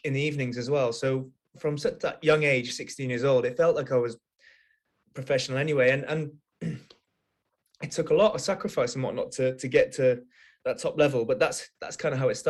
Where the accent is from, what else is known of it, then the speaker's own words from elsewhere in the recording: Wales, United Kingdom; I grew up in Wales. I'm Welsh, and rugby is kind of the main sport in Wales.